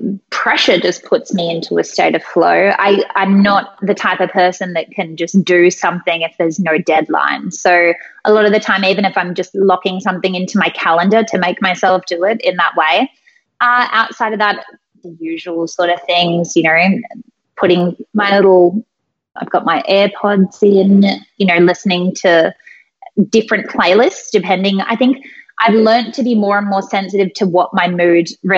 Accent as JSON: {"language": "English", "country": "Australia", "said": "I'm Australian"}